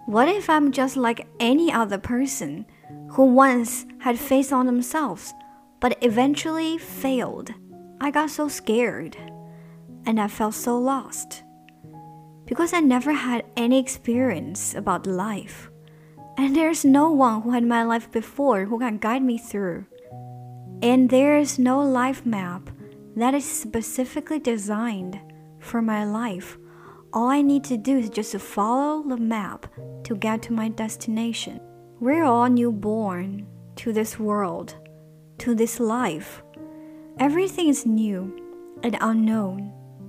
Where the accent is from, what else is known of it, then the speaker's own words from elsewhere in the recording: China; first language Chinese; English is a second language; moved away as an adult; now in Germany; I'm from China.